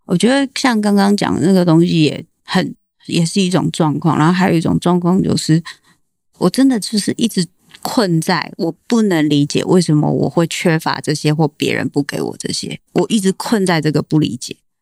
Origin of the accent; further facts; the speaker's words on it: Tainan, Taiwan; 我是台南人